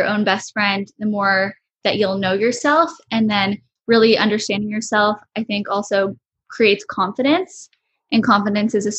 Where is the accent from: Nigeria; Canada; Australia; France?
Canada; Oakville, Ontario; we grew up in Oakville, which is, it's not even like a small town really, but everyone knows each other